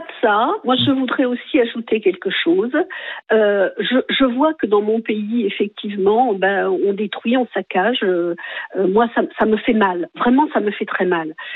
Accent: France; Je suis française tout court.

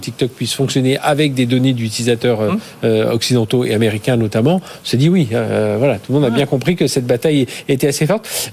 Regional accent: France; chez nous en France, en Europe

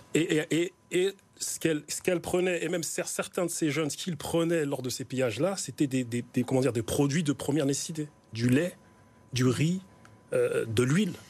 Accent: Grigny, Île-de-France, France; je suis originaire de Grigny

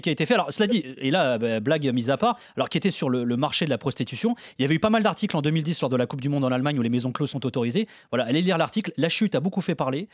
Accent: Portugal; En tant que Portugais

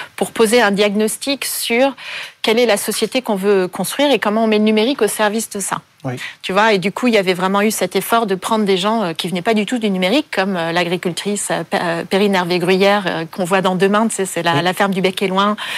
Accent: Paris, Île-de-France, France; born or raised there; also born or lived in Vancouver

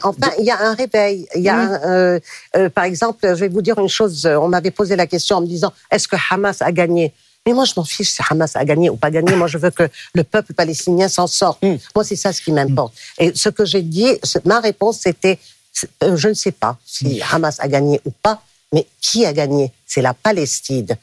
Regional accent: Lebanon; now in France; Je suis libanaise

